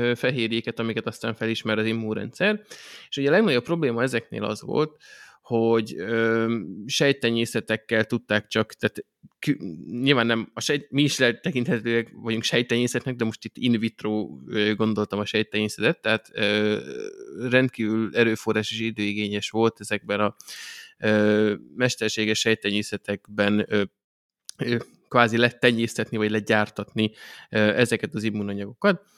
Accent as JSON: {"language": "Hungarian", "country": "Hungary", "tie": "born or raised there", "said": "magyarok királyok vagyunk, ez kicsit az én nóbelem is, mert hozzáthettem magamat azzal, hogy ide születtem"}